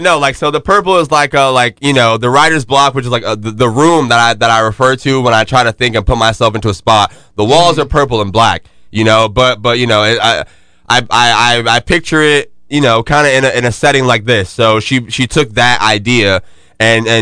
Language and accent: English; Jacksonville, the South, United States; I'm from the South